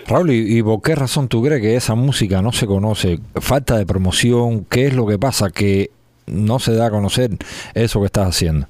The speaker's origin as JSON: {"language": "Spanish", "country": "Cuba", "said": "nosotros somos cubanos y el cubano lleva la sabrosura esa ahí"}